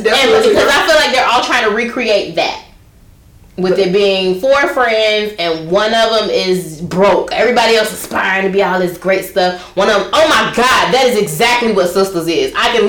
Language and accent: English; Chicago, Illinois, United States; I'm from Chicago